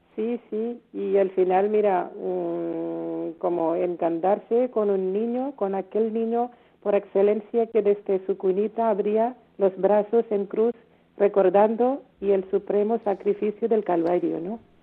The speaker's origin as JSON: {"language": "Spanish", "country": "India", "second_language": "Spanish", "moved": "yes", "lives_now": "Spain", "said": "Somos nueve hermanas de la India"}